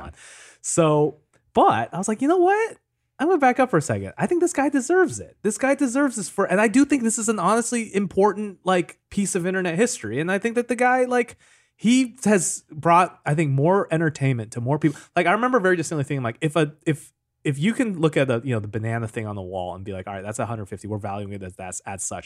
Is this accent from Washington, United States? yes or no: yes; Seattle, Washington, United States; I grew up in Seattle.